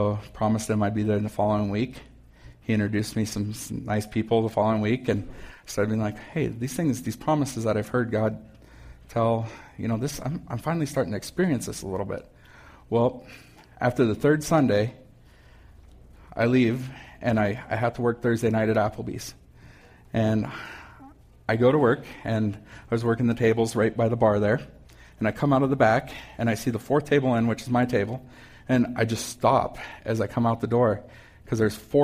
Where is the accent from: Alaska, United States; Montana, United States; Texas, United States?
Montana, United States; Missoula; also born or lived in Frenchtown, Montana; when I was 7 years old, we moved. And we moved from Frenchtown into Missoula.